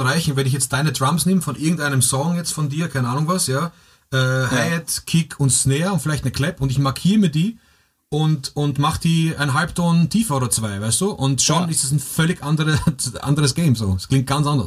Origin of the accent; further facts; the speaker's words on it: Vienna, Austria; bei uns in Wien